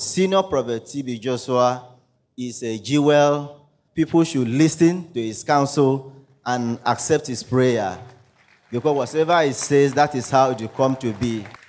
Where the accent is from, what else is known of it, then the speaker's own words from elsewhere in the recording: Akwa Ibom, Nigeria; I am from Akwa Ibom State